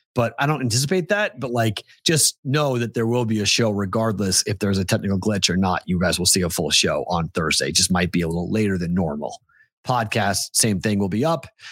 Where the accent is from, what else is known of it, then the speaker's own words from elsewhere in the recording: New England, United States; moved away as an adult; now in Las Vegas, United States; Growing up in New England